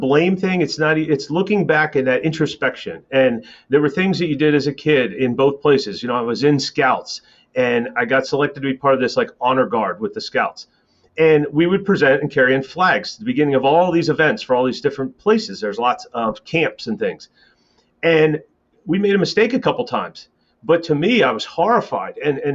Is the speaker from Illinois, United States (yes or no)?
no; Millersville, Pennsylvania, United States; also born or lived in north of Philadelphia, Pennsylvania; now in North Carolina, United States; I was born in Millersville, Pennsylvania